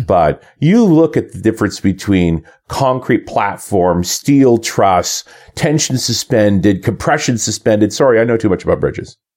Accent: Canada; coming back to Canada as a Canadian

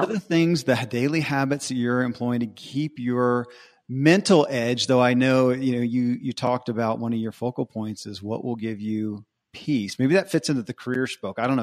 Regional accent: Bible Belt, the South, United States; I grew up in the Bible Belt

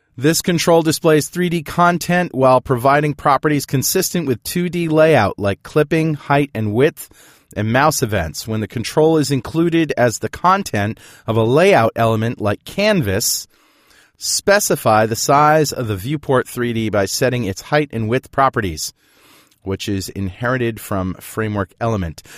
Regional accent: New London, Connecticut, United States; my hometown, New London, Connecticut

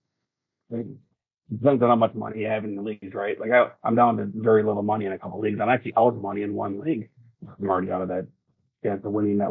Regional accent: Wisconsin, United States; I'm from Wisconsin

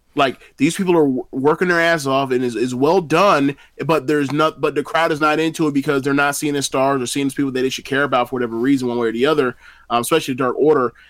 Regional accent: United States; as an American

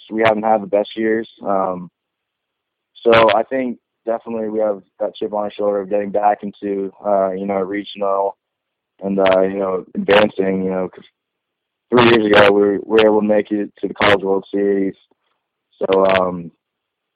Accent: West Coast, United States; I'm from the West Coast

